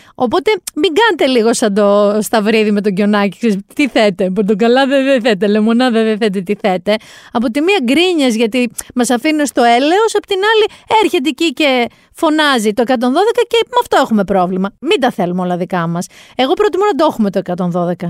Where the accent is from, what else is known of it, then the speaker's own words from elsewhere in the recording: Mani, Peloponnese, Greece; στο χωριό μου εκεί στη Μάνη